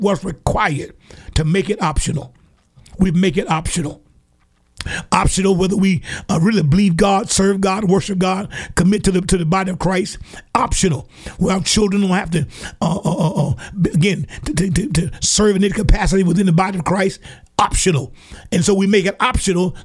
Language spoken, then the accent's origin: English; Alabama, United States; down here in my home state here in Alabama